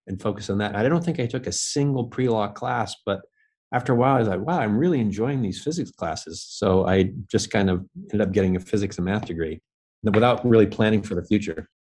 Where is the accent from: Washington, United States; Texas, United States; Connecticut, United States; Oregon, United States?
Washington, United States; Bellingham; now in New York, United States; I grew up in Washington State. So, uh, originally from the Northwest in a, in a city called Bellingham, Washington